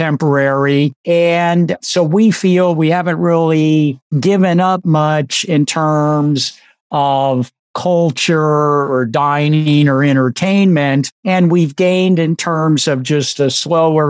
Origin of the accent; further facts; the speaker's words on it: California, United States; accent: Californian; moved away; I'm still a Californian, so I haven't earned my stripes yet. So I still talk to Californian instead of Southern